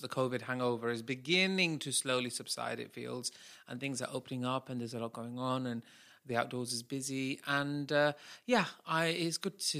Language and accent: English; Manchester, North West England, United Kingdom; They talk like this from Manchester. We're from Manchester.